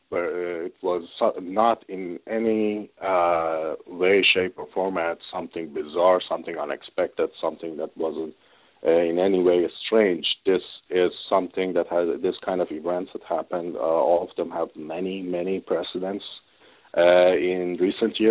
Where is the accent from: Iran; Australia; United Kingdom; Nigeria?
Iran; moved away as an adult; now in Canada; I pretty much was born and raised in an Islamic country